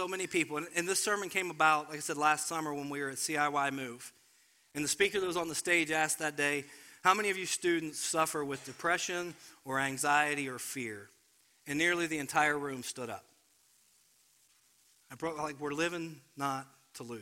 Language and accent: English; Cincinnati, Ohio, United States; I grew up in Cincinnati